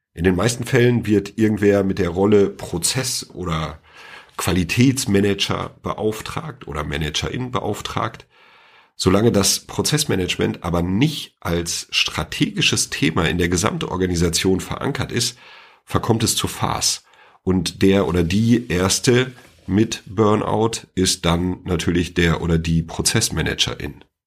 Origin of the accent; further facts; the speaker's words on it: Sauerland, North Rhine-Westphalia, Germany; now in near Freiburg, Germany; komme ich ja ursprünglich aus dem Sauerland, aber ich bin nicht umsonst in die Nähe von Freiburg gezogen